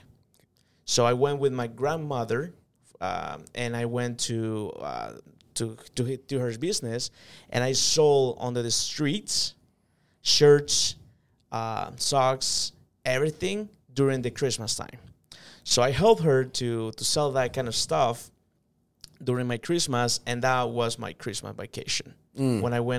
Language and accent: English; San Salvador, El Salvador; born there; I come from a third world country.